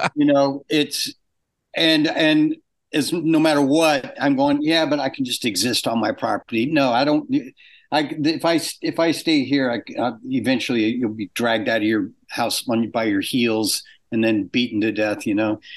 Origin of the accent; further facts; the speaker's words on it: Orange County, California, United States; moved away as an adult; also born or lived in England; I grew up in Orange County and I came up here.